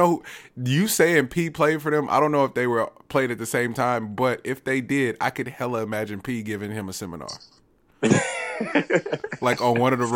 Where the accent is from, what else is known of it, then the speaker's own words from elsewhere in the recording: Richmond, California, United States; I'm from Richmond